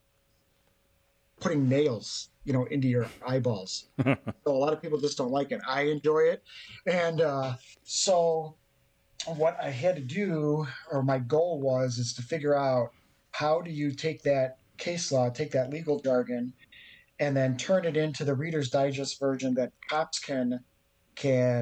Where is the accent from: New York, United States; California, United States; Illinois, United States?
Illinois, United States; just outside of Chicago; I'm from the People's Republic of the great failing state of Illinois. just outside of Chicago.